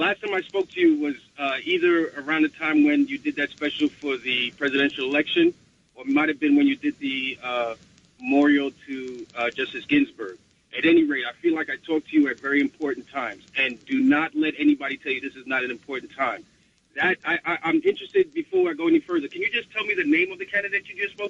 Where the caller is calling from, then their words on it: New York City, New York, United States; I'm calling from the Bronx